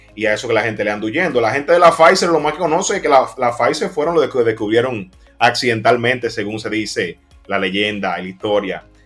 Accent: Dominican Republic; cuando llegamos a otro país, se siente que hay un dominicano

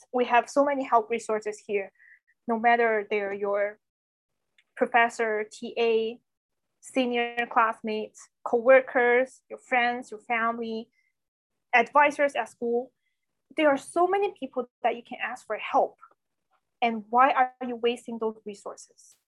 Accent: China; first language Chinese; English is a second language; moved away; Everything is in Chinese, was in my, my mother language.

